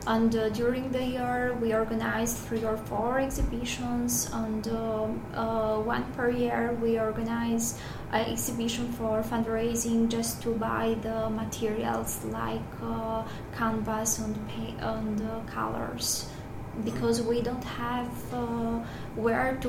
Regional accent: Albania; I'm from Albania

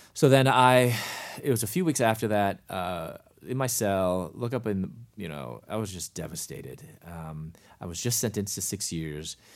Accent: Chicago, Illinois, United States; moved away as an adult; also born or lived in Louisville, Kentucky / Atlanta; I was from Chicago, moved to Louisville, Kentucky

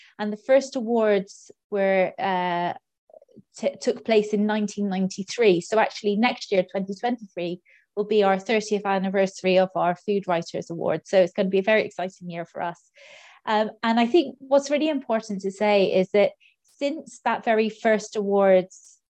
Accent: Clonakilty, Munster, Ireland; down in West Cork in my hometown of Clonakilty

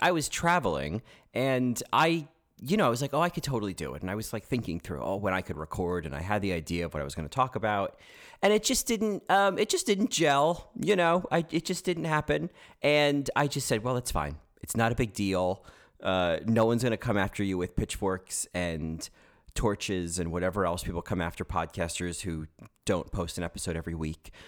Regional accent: New Jersey, United States; accent: New Jersey; now in New York, United States; I'm not from Houston, I'm from New Jersey, and you could probably tell that from, uh, the fact that I sound like someone from New Jersey

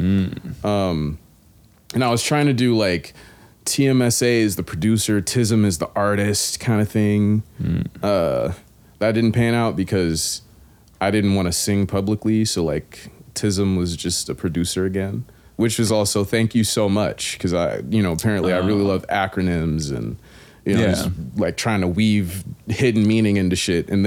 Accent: Raleigh, North Carolina, United States; Raleigh, North Carolina

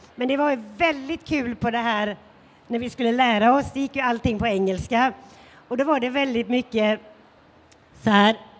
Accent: Sweden; som svensk

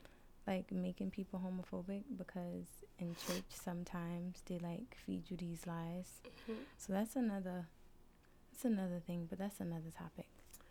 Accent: Haiti; I'm Haitian

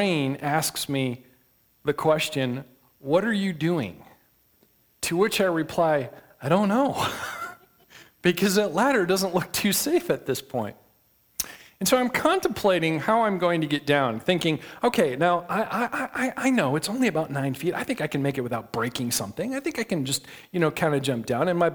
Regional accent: west side of Michigan, United States; I grew up in Michigan, on the west side of Michigan, not too far from the Big Lake

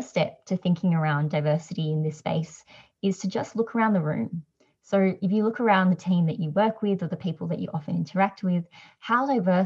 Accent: Australia; I'm Asian Australian

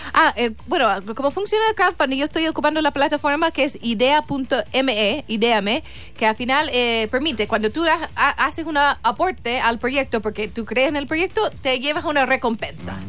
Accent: St. Louis, Missouri, United States; Spanish is a second language; moved away as an adult; now in Chile; yo soy de San Luis, Missouri, un estado muy conservador

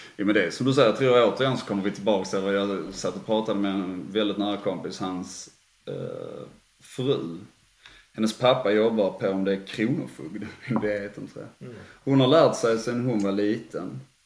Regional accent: Sweden; jag är svensk

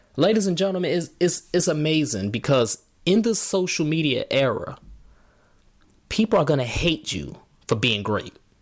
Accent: Markham, Illinois, United States; I'm from Chicago. Markham

